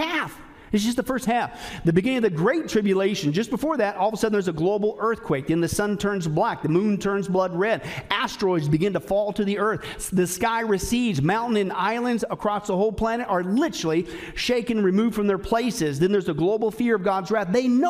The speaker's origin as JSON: {"language": "English", "area": "Kansas and Nebraska", "region": "Midwest", "country": "United States", "tie": "born or raised there", "said": "I grew up in Kansas and Nebraska"}